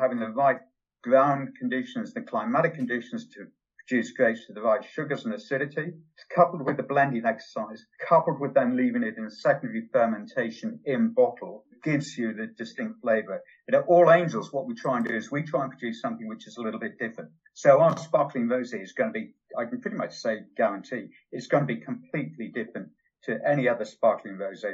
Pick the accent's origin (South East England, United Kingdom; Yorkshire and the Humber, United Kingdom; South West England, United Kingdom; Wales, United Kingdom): Yorkshire and the Humber, United Kingdom; now in Newbury, United Kingdom; Where I was brought up in Yorkshire, I was never allowed to watch television. I was sent out on the moors with the dogs